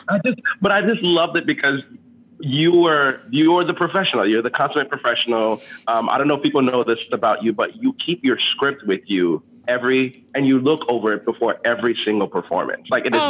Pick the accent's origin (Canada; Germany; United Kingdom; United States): United States; Miami, Florida; English is a second language; So I grew up in Miami, and so Disney World was just like right up the road, like about mm-hmm. 3.5-4 hours away.